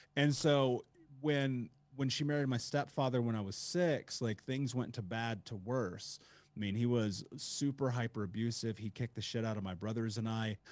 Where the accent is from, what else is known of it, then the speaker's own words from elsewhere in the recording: Indianapolis, Indiana, United States; I grew up in Indianapolis